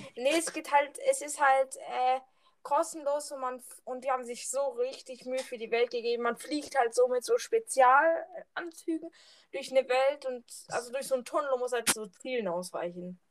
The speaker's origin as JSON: {"language": "German", "region": "Southern Germany", "country": "Germany", "said": "ich komme aus dem südlichen Teil von Deutschland."}